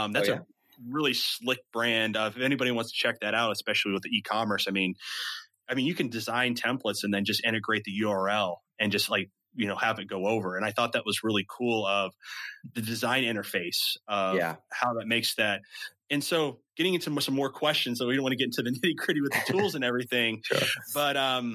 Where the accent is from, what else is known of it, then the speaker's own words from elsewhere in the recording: Midwest, United States; accent: Midwestern; the Midwestern in me